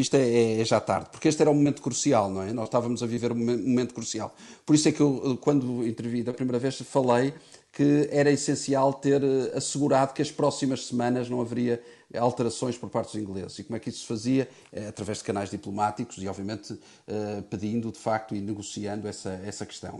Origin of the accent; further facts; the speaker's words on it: Portugal; como português